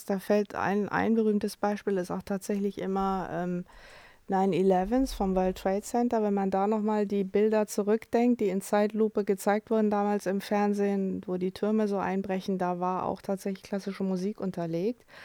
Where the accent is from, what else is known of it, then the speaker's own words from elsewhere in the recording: Cologne, North Rhine-Westphalia, Germany; ich bin ja selber in Köln